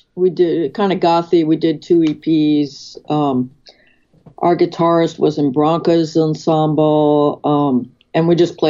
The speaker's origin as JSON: {"language": "English", "town": "New York City", "region": "New York", "country": "United States", "tie": "born or raised there", "said": "growing up in New York City and Manhattan"}